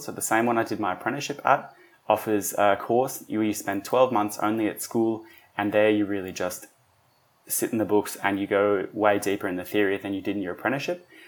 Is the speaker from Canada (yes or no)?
no; Wollongong, New South Wales, Australia; also born or lived in Germany; I grew up here I do, however, have dual nationality. So I'm Australian